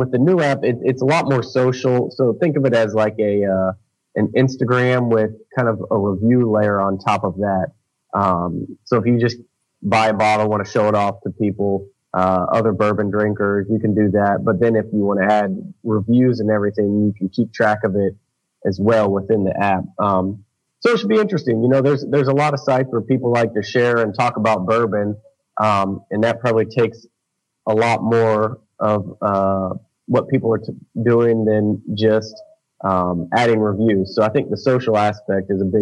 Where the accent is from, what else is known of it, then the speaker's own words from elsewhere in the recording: Jacksonville, Florida, United States; I grew up in Jacksonville, Florida